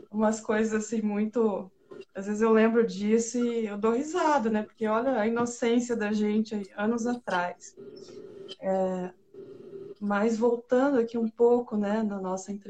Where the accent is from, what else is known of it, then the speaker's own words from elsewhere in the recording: Paraná, Brazil; eu sou do interior do Paraná, né? Então, a minha cidade ali tinha 10 mil habitantes